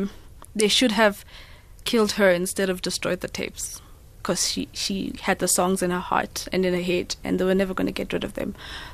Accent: Livingstone, Southern Province, Zambia; born there; I was born in exile. I was born in Livingstone in Zambia because my grandma was not allowed to come back.

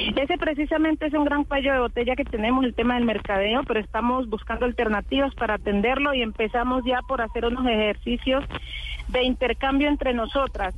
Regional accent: Colombia; todo lo que somos los colombianos

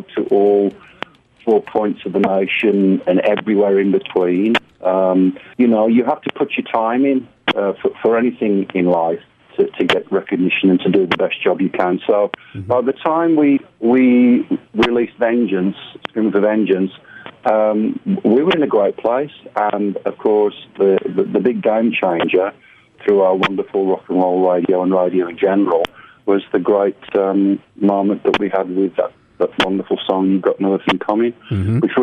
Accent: United Kingdom; As a British metalhead from a British heavy metal band

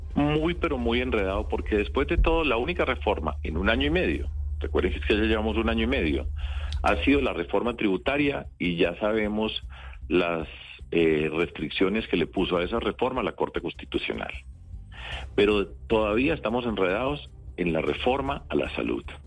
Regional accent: Antioquia, Colombia; Y yo vengo de Antioquia

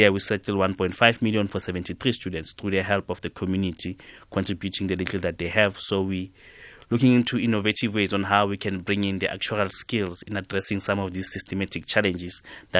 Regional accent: Katlehong, Gauteng, South Africa; At my school, Mponseng Secondary School, I'm from Katlehong

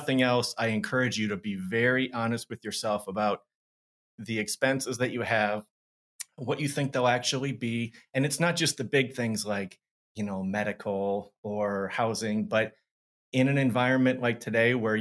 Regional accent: Madison, Wisconsin, United States; moved away as an adult; also born or lived in Minneapolis, Minnesota / Arizona; I grew up here in Madison

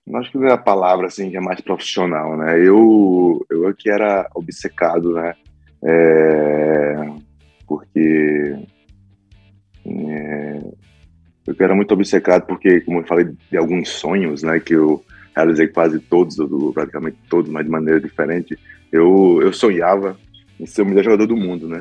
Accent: Recife, Pernambuco, Brazil; moved away; also born or lived in São Paulo; minha terra, Recife

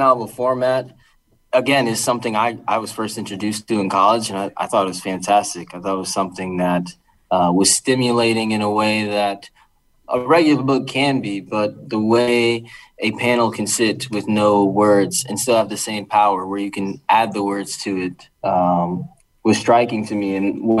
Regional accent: Bridgeport, Connecticut, United States; I'm born and raised in Bridgeport, Connecticut, and I always just wanted to come back and help and learn

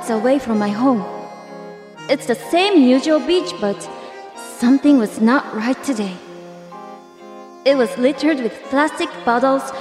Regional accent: Kanagawa, Japan; I was born and raised here in Kanagawa-ken.

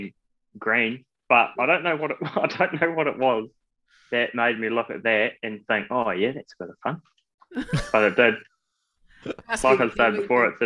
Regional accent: New Zealand; as a Kiwi

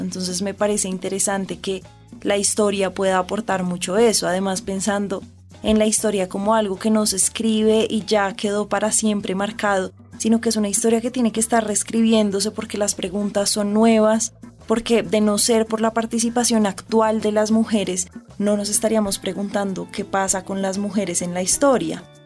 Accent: Bogotá, Colombia; yo crecí todo el tiempo en Bogotá

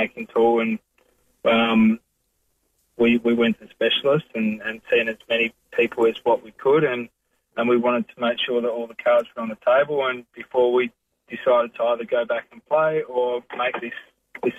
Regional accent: South Australia, Australia; moved away as an adult; growing up in South Australia

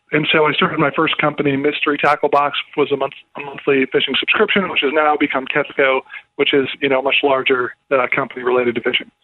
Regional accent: Minnesota, United States; I grew up in Minnesota as a kid, and there were three lakes within 10 minutes of my house.

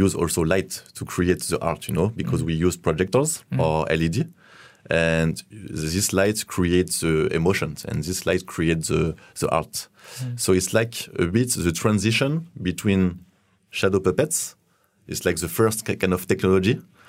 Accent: France; English is a second language; moved away as an adult; now in China; I'm from France, and I live in China for more than 5 years now.

